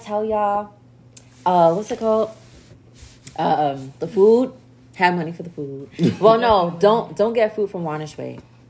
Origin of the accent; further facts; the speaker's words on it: New York, United States; now in Tallahassee, United States; I'm from New York, I walk everywhere